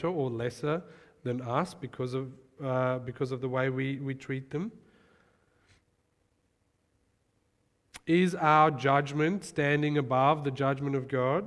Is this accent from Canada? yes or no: no; Johannesburg, Gauteng, South Africa; moved away; I remember growing up in South Africa, Johannesburg, crime capital of the world, great place.